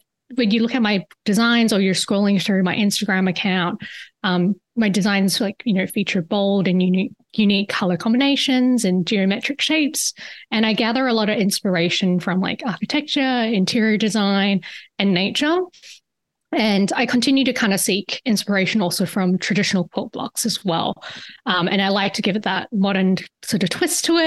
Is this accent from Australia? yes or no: yes; Perth, Western Australia, Australia; moved away; You could probably hear it in my voice. I'm actually originally from Perth, Australia. It's on the West Coast.